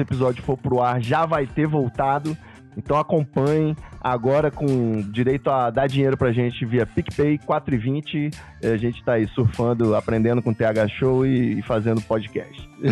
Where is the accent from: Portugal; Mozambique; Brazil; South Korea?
Brazil; Rio de Janeiro; eu sou carioca